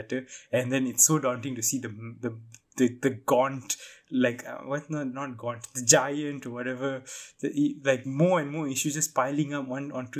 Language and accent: English; Malaysia; As a Malaysian Indian